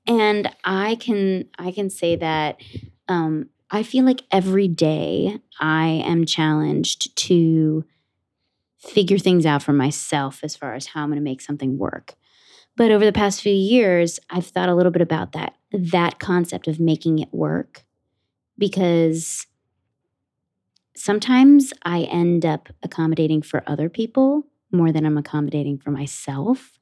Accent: Ridgewood, New Jersey, United States; I grew up in Ridgewood, New Jersey, in Bergen County, like about 45 minutes outside of the city

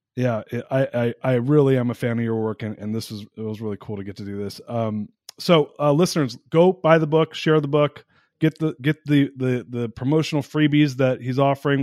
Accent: Southern California, United States; I grew up in SoCal in the 80s

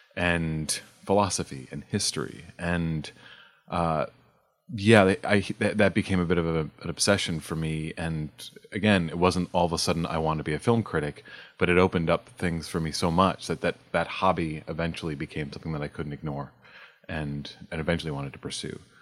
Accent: New York, United States; I grew up in New York

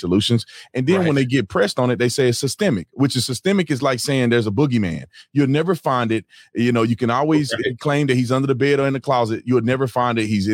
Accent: Fort Worth, Texas, United States; Fort Worth, Texas

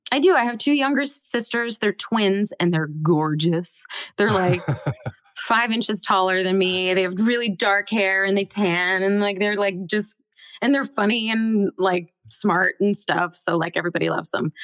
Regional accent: Bellevue, Washington, United States; I grew up in Seattle, well, just outside of Seattle in Bellevue, Washington

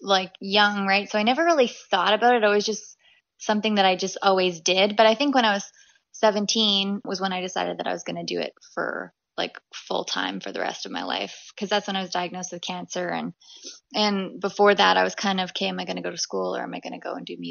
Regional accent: Hudson Bay, Saskatchewan, Canada; I was born in Hudson Bay, Saskatchewan

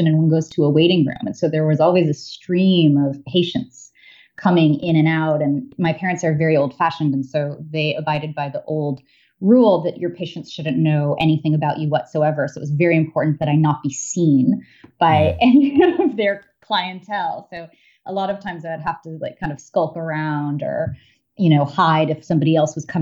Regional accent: New York City, New York, United States; I grew up in New York City in the 1980s.

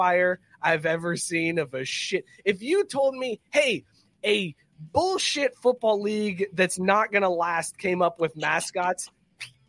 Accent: Cincinnati, Ohio, United States; born or raised there

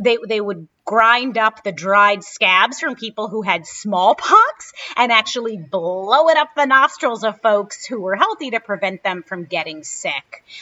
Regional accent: New York City, New York, United States; when I was a kid growing up in Brooklyn

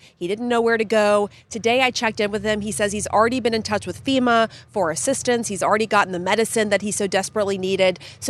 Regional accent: Kentucky, United States; growing up in Kentucky, very familiar with tornadoes, tornado warnings.

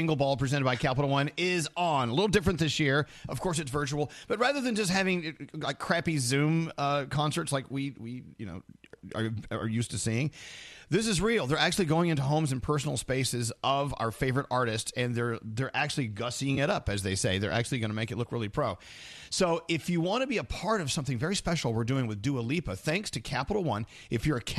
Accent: the South, United States; now in New York, United States; I'm from the South

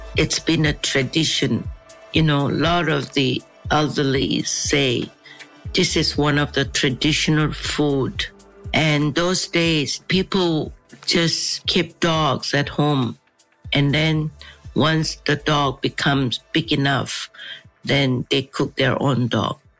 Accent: Seoul, South Korea; I was born in Seoul I grew up in Seoul

